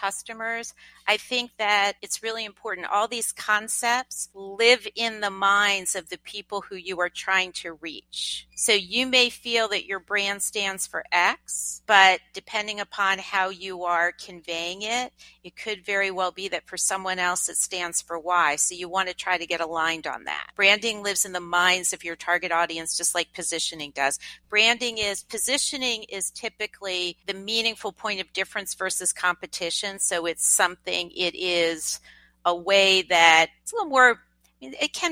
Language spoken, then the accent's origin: English; Lancaster, Pennsylvania, United States; moved away; I grew up in Lancaster, Pennsylvania